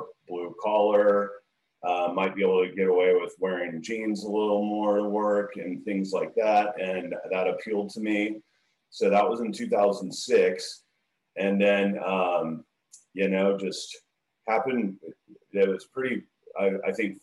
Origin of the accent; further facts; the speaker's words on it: Dallas, Texas, United States; So I'm born and raised in Dallas, Texas, and grew up here, same neighborhood my whole life.